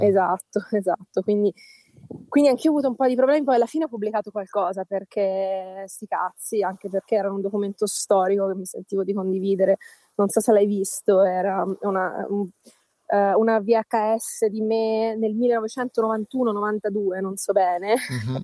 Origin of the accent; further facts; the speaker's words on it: Melito di Porto Salvo, Calabria, Italy; dopo Melito, uh-huh. che è il mio paese